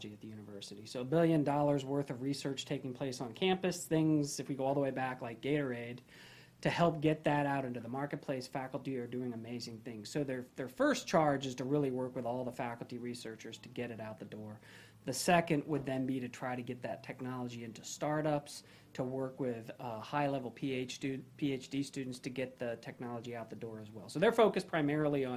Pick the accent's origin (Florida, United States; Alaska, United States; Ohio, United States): Florida, United States; Gainesville; I was born at Shands Hospital